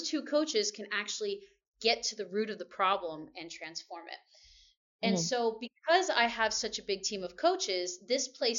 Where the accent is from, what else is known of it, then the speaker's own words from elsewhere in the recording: Allentown, Pennsylvania, United States; moved away as an adult; also born or lived in New York / Maryland / Seoul, South Korea; now in Shanghai, China; I'm originally from Pennsylvania, mm-hmm. so I'm in Allentown